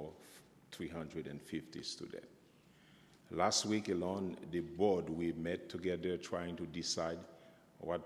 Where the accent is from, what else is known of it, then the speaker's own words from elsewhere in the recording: Haiti; I'm from Haiti